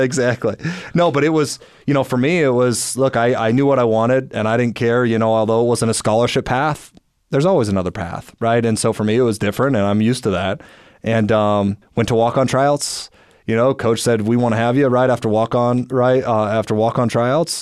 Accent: Orem, Utah, United States; I grew up here in Orem, Utah

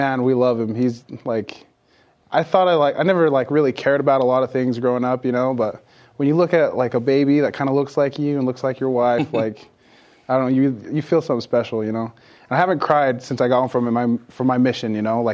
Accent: South Jordan, Utah, United States; South Jordan, Utah, Bingham High School

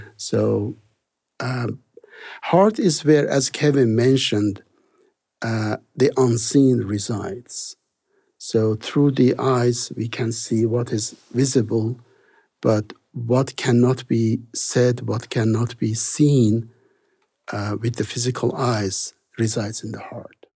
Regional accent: Iran; moved away as an adult; also born or lived in Salt Lake City, United States; I was born in Iran, and, uh, Persian is the main language in that country

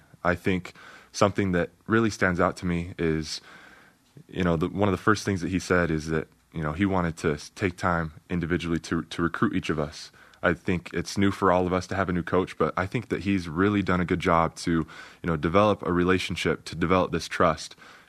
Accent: Iowa, United States; born there; Nick Nurse, he's an Iowa guy. And, you know, I was born in Iowa. My dad's family's from Iowa.

